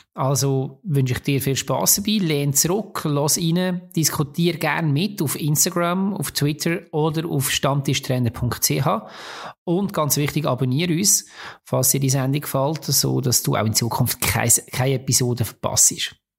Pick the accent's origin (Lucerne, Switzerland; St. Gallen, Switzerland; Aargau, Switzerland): Lucerne, Switzerland; da ich als Luzerner seit vielen Jahren in Zürich arbeite